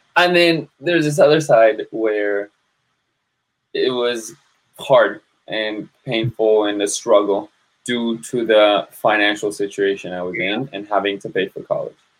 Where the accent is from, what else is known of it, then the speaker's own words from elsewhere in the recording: San Jose, California, United States; I grew up in San Jose, California, and then went off to college